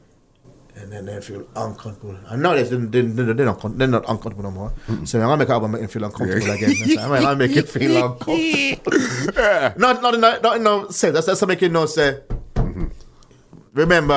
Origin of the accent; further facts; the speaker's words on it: Kingston, Jamaica; growing up in Jamaica, going to church